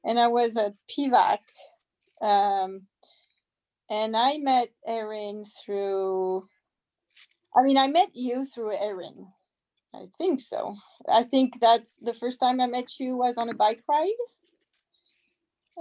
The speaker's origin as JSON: {"language": "English", "country": "France", "tie": "born or raised there", "moved": "as an adult", "lives_now": "Petaluma, United States", "said": "I am born and raised in France, and I studied in France."}